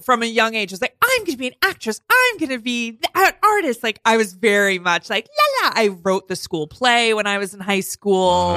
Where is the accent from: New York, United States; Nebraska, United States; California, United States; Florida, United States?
New York, United States; North Fork, Long Island; I'm from the North Fork.